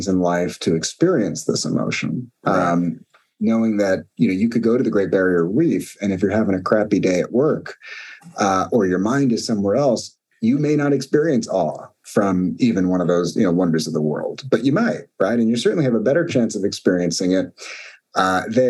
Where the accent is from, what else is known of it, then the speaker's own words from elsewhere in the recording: New York City, New York, United States; moved away as an adult; also born or lived in East Coast; now in San Francisco Bay Area, United States; I grew up in Brooklyn, New York, which for listeners is a little different than California. I moved out to California in the US